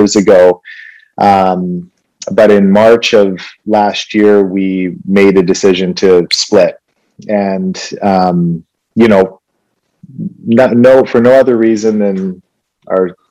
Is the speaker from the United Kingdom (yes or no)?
no; Vancouver, British Columbia, Canada; born or raised there; also born or lived in Winnipeg, Manitoba